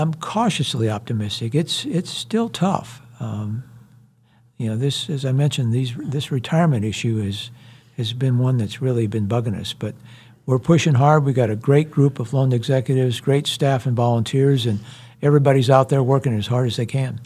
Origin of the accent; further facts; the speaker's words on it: Iowa, United States; moved away as an adult; also born or lived in Houston, Texas; now in Wichita, United States; I grew up in Iowa